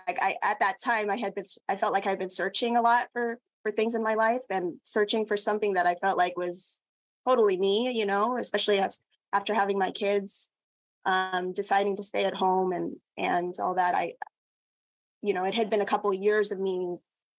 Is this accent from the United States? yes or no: no; Philippines; I am Filipina.